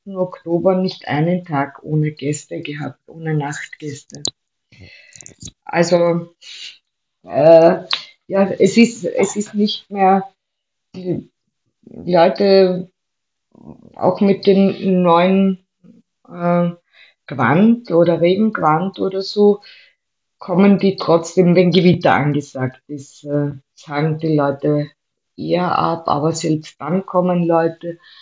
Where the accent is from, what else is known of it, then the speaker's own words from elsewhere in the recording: Vienna, Austria; also born or lived in Styria; ich bin ja Wienerin